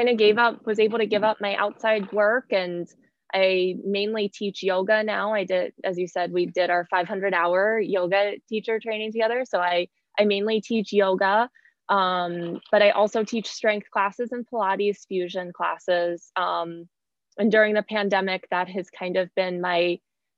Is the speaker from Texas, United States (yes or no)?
no; Pittsburgh, Pennsylvania, United States; moved away as an adult; also born or lived in Virginia / New York City; I grew up in Pittsburgh, Pennsylvania